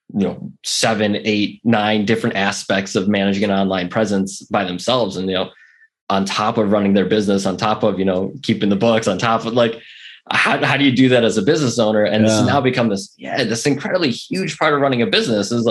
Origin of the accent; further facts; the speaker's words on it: Buffalo, New York, United States; moved away as an adult; also born or lived in Atlanta; growing up in Buffalo, you know, that's kind of the city to us